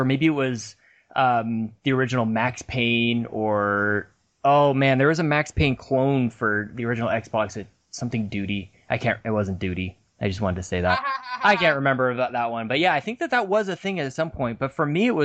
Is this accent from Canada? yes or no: yes; Canada; Canadians probably get made fun of more for the way that we talk